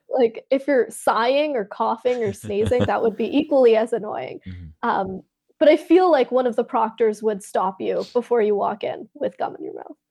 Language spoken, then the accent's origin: English; Canada; So I'm Canadian, I'm in Canada